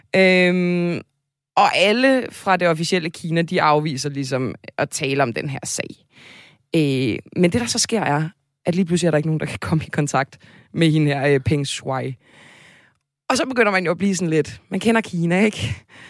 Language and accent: Danish; Zealand, Denmark; Jeg er også født og opvokset på Sjælland